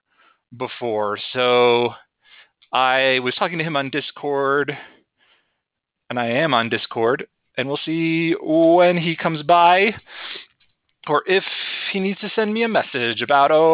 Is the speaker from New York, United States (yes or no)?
no; West Chicago, Illinois, United States; moved away as an adult; now in Denver, United States; I grew up near West Chicago.